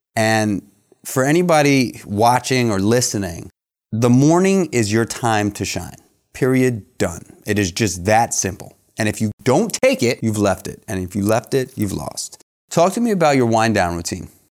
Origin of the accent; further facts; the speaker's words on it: New York, United States; everybody I, that I grew up with in New York